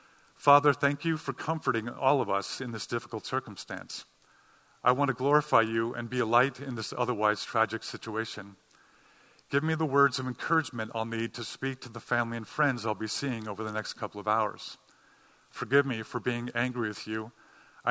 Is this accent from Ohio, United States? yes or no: yes; Cincinnati, Ohio, United States; now in New England, United States; some of you know I'm from Cincinnati, Ohio